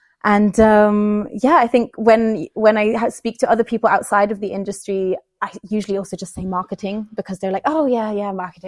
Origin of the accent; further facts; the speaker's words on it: Bern, Switzerland; moved away as an adult; now in England; I was actually born in Bern and grew up in Bern. But I always knew I wanted to go to England for an amount of my life because I've always just felt like, so it's my first language.